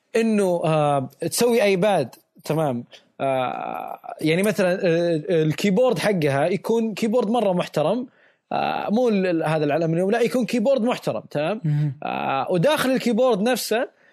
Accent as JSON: {"language": "Arabic", "country": "Saudi Arabia", "said": "عندنا بالسعوديه"}